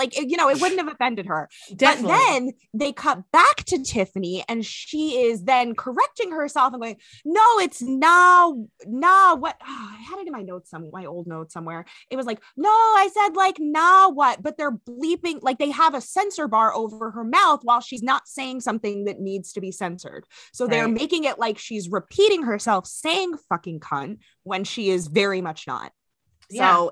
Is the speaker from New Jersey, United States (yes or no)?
yes; New Jersey, United States; it's where I'm from in Jersey